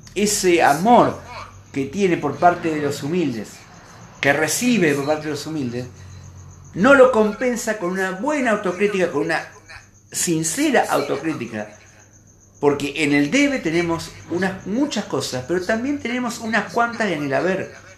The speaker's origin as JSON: {"language": "Spanish", "country": "Argentina", "said": "como peronista, como periodista, como argentino"}